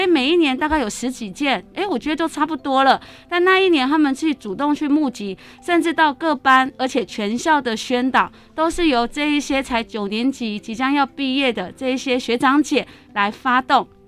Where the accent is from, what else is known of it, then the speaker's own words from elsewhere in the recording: Miaoli County, Taiwan; also born or lived in Taipei; 我来自苗栗哈，从小到大，除了就是在念大学的时候有到台北，其他时间都在苗栗